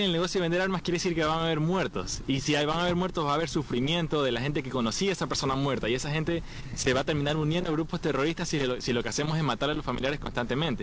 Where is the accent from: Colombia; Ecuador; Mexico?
Ecuador; soy ecuatoriano